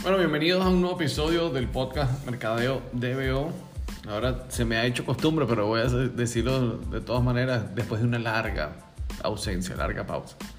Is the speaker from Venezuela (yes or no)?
yes; Margarita Island, Nueva Esparta, Venezuela; mi familia es de la isla Margarita, yo también soy margariteño